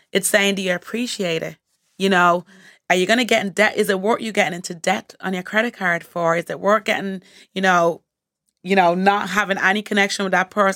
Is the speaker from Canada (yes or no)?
no; Montserrat; I'm from the Caribbean, Montserrat in the Caribbean